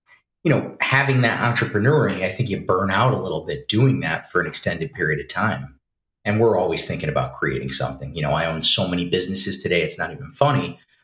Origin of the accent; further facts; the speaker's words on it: near Saratoga Springs, upstate New York, United States; local, born and raised here. Lived in the city for a little while